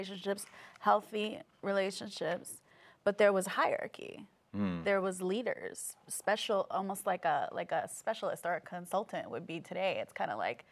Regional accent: New York City, New York, United States; I'm from New York City

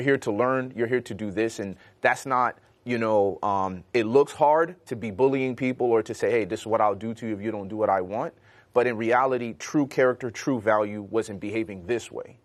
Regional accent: Chicago, Illinois, United States; growing up in Chicago

